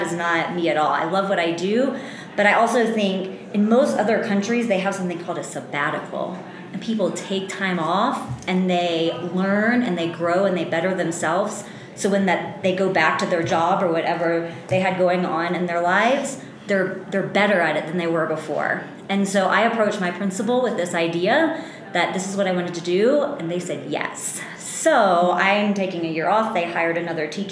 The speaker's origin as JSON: {"language": "English", "region": "Louisiana", "country": "United States", "tie": "born or raised there", "said": "I am born and raised in Louisiana."}